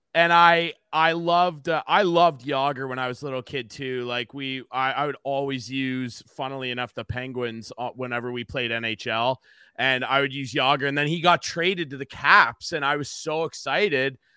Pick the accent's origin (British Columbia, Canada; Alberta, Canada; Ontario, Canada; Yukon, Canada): Ontario, Canada; Arthur; I'm from a really small town in the middle of nowhere, Arthur, Ontario